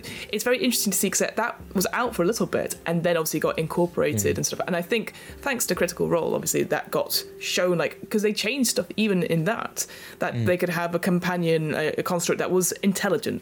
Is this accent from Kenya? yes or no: no; United Kingdom; we're British.